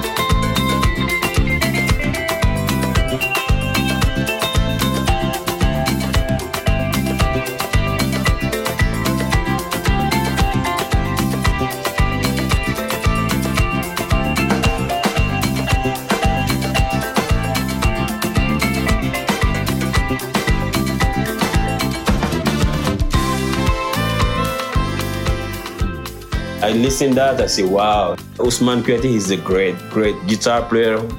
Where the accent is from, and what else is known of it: Guinea; English is a second language; moved away as an adult; now in Paris, France